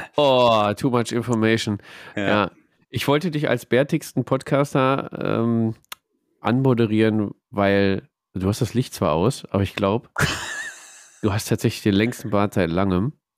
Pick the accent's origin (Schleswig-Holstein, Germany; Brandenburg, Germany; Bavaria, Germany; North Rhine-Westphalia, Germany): North Rhine-Westphalia, Germany; Ruhr area; Wir kommen aus dem Pott